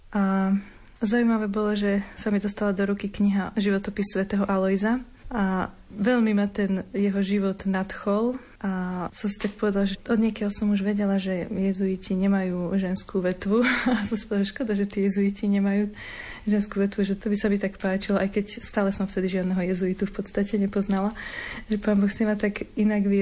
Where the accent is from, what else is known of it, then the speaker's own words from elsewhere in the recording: Bánovce nad Bebravou, Trenčín Region, Slovakia; ja pochádzam z Bánovi, z Bebrou